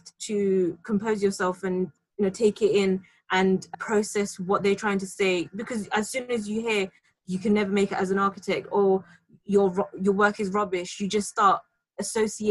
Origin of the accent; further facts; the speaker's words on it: London, United Kingdom; being a Londoner, I've been in London my entire life